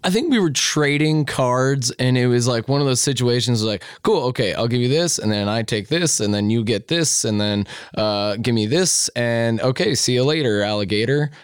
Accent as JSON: {"language": "English", "town": "Lewistown", "region": "Montana", "country": "United States", "tie": "born or raised there", "moved": "yes", "lives_now": "Missoula, United States", "said": "when I was growing up in Lewistown"}